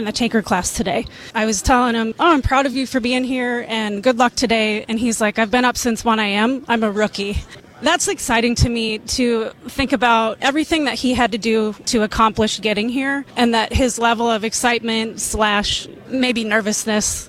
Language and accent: English; Rock Springs, Wyoming, United States; I grew up in Rock Springs, Wyoming, so that's off of I-80.